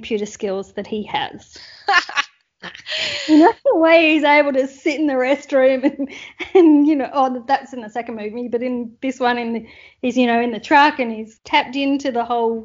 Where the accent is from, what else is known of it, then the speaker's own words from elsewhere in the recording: Perth, Western Australia, Australia; moved away as an adult; now in Houston, United States; So I live in Houston for the last 10 years, but I'm initially from Perth, Australia.